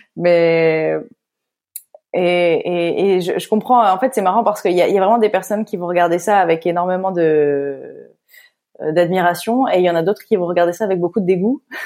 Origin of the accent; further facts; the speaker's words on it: Lille, Hauts-de-France, France; je viens de Lille